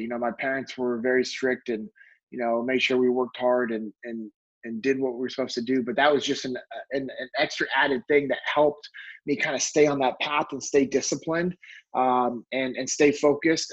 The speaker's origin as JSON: {"language": "English", "town": "Sacramento", "region": "California", "country": "United States", "tie": "born or raised there", "also_born_or_lived": "North Mississippi", "moved": "as an adult", "lives_now": "Dallas Fort Worth, United States", "said": "I'm born and raised in California. I uh, grew up in Sacramento"}